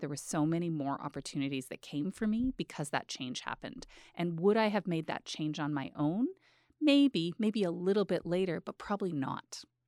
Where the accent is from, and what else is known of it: Edmonton, Alberta, Canada; born or raised there; moved away as an adult; also born or lived in Peace River / Calgary / Ottawa